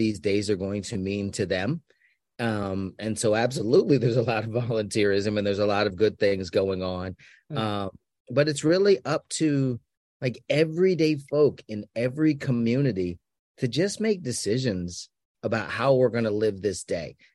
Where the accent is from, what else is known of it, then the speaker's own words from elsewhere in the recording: Washington, District of Columbia, United States; now in Austin, United States; I'm from Washington, D.C. originally